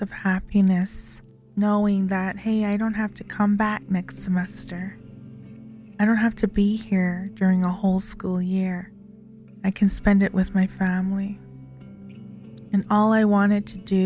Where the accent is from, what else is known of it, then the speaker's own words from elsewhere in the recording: Kainai Nation, Alberta, Canada; I am from Ghana, First Nation, Alberta